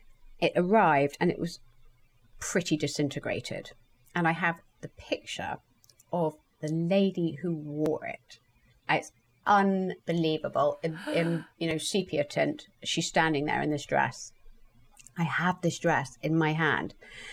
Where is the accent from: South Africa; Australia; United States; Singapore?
Australia; I am an Aussie, I'm part of the Aussie Clark crowd.